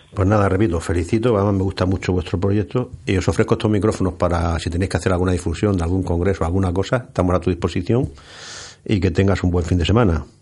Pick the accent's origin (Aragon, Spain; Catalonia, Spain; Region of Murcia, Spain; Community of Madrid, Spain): Region of Murcia, Spain; me, enorgullece como murciano